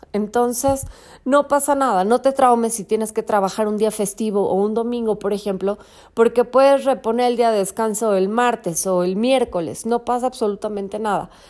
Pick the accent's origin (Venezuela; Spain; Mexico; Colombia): Mexico; Hoy es día festivo en México, en mi país